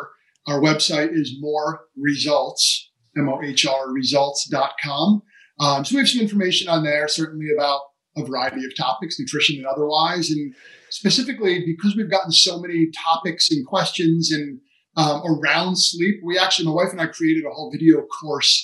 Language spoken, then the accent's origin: English; New Jersey, United States; I'm from New Jersey and half Italian